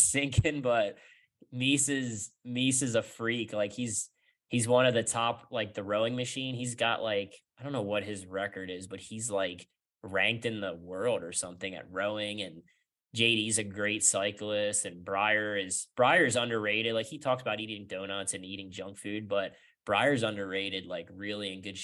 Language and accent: English; United States; as an American racer